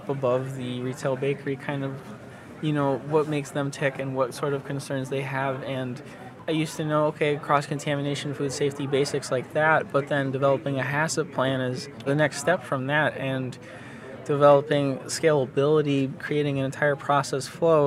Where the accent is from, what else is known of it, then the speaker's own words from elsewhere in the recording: New England, United States; my hometown needs revitalization. It's kind of one of those stereotypical New England mill towns